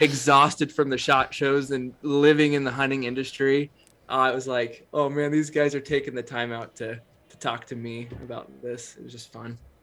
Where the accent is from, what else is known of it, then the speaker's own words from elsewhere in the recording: Northeastern Oregon, United States; I grew up in Northeastern Oregon